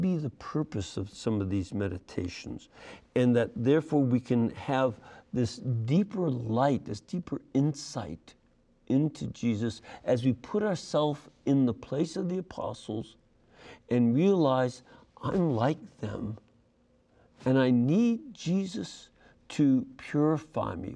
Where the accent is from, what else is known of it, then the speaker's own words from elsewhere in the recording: Chicago, Illinois, United States; my hometown, the Windy City